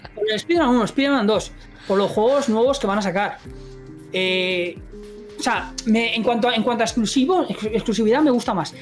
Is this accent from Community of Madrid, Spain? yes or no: yes; Madrid, Community of Madrid, Spain; nací en Madrid